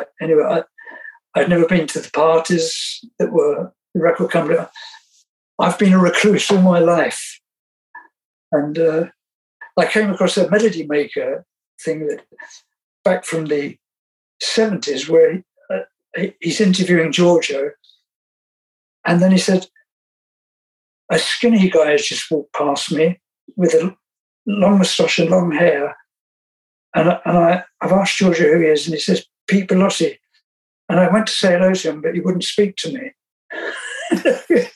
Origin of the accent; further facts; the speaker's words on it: East Barnet, London, United Kingdom; I was born in East Barnet